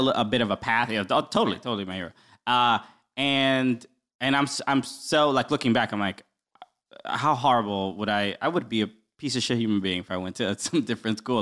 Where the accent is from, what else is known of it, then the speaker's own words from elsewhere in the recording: New York City, New York, United States; I grew up in Brooklyn. Uh, my parents are originally from the Dominican Republic, uh, but I was, uh, I'm from here. I was the only one born here.